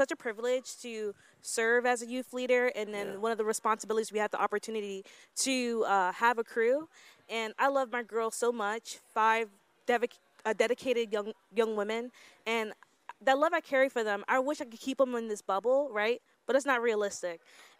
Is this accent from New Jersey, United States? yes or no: yes; New Jersey, United States; also born or lived in Miami; I was born in Miami, but my family moved to New Jersey when I was like around like elementary school age. So I claim Jersey.